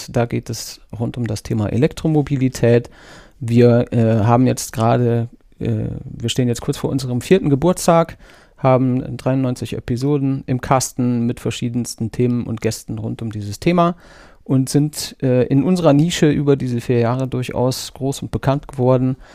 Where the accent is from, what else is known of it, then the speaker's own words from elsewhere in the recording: North Rhine-Westphalia, Germany; now in Munich, Germany; Ähm, ich komme ursprünglich aus Nordrhein-Westfalen. Das hört man vielleicht an meinem nicht so krass vorhandenen Akzent.